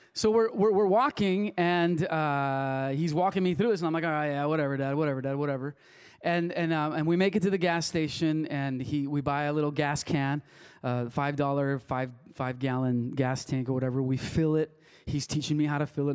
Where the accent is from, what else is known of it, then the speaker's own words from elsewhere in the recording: Wilmington, United States; first language Spanish; English is a second language; I grew up in little town in Wilmington